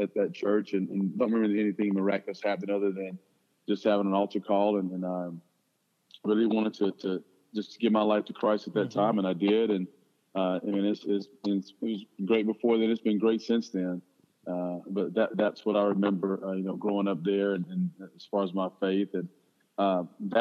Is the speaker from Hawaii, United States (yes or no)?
no; Mineola, Texas, United States; I'm originally from Mineola, Texas. It's in northeast Texas, northeast of Tyler, north of Tyler, Texas